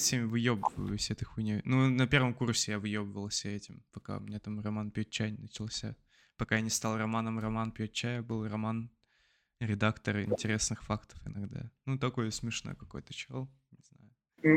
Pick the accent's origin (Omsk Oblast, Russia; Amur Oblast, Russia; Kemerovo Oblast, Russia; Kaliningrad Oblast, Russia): Amur Oblast, Russia; Blagoveshchensk; moved away; с моей малой родины